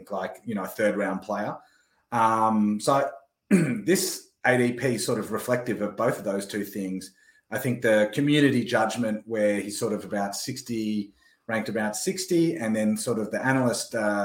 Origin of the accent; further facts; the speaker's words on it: Melbourne, Victoria, Australia; my hometown, Melbourne, Australia